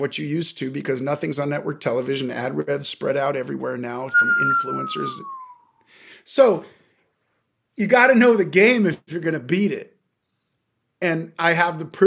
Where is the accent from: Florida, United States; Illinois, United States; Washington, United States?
Washington, United States; Seattle; now in Los Angeles, United States; I'm from Seattle originally, but I've been in LA for many years